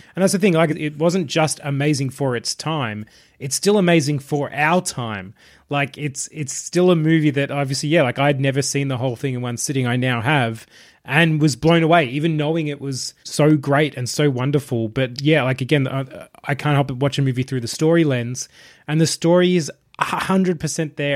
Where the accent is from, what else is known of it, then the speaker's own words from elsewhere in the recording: Australia; being an Australian